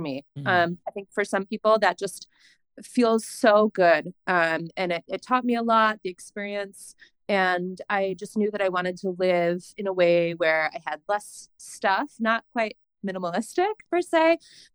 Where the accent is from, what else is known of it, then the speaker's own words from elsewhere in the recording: New York, United States; moved away as an adult; now in Bend, United States; I'm from New York State